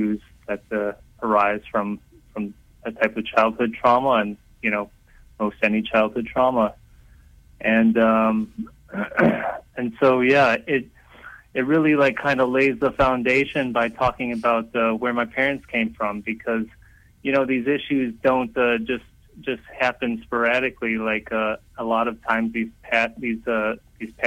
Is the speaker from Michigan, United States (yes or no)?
yes; outside of Detroit, Michigan, United States; I grew up outside of Detroit